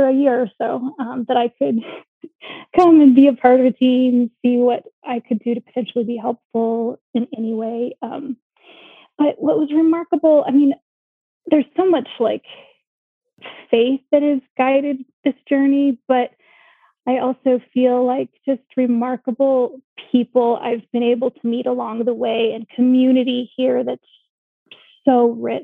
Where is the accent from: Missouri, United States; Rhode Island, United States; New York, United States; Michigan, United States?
Missouri, United States; Kansas City; moved away as an adult; now in Kenya; I grew up in Kansas City, Missouri